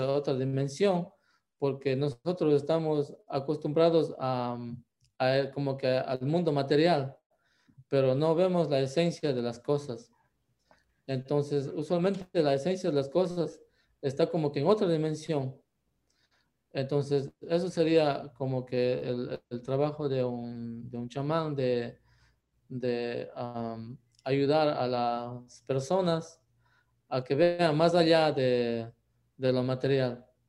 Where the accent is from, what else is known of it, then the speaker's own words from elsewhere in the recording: Ecuador; moved away as an adult; now in United States; yo nací en Ecuador, también